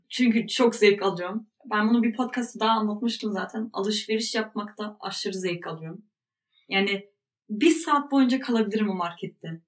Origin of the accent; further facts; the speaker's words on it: Germany; ben burada doğdum büyüdüm.